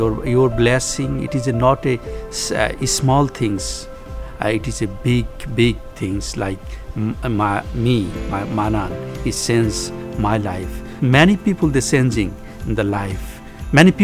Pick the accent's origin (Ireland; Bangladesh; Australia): Bangladesh; I came from Bangladesh.